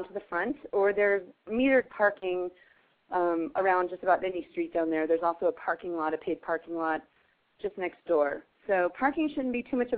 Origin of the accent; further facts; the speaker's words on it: Eastern Plains, Colorado, United States; we were both from Colorado. I'm from the Eastern Plains